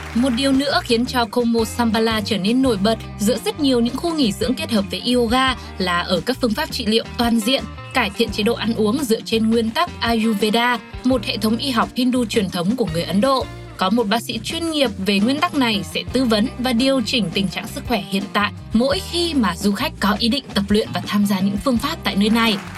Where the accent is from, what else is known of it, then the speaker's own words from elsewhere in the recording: Vietnam; quê hương mình chính là Việt Nam